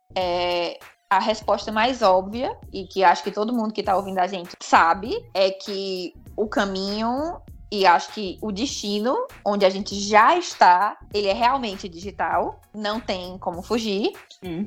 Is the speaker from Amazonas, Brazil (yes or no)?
no; Brejo Santo, Ceará, Brazil; also born or lived in Fortaleza / Natal / São Paulo; Eu estou em Brejo Santo, é, que é a cidade para onde eu me mudei quando eu tinha seis anos de idade. Eu nasci em Fortaleza, me mudei para cá